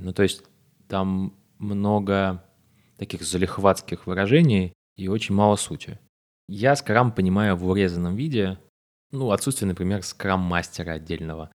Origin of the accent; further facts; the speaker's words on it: Moscow, Russia; я из Москвы, мне 25 лет.